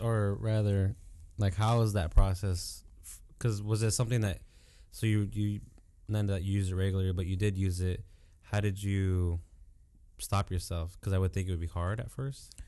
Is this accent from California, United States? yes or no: yes; Santa Ana, California, United States; I grew up in Santa Ana too